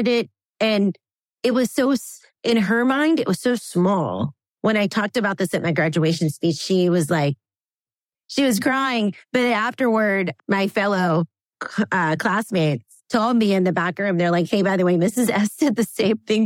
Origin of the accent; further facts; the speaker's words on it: the South, United States; I grew up in the South